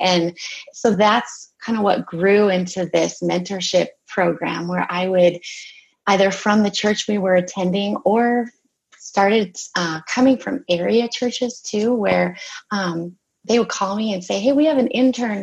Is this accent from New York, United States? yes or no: no; Minnesota, United States; I am from Minnesota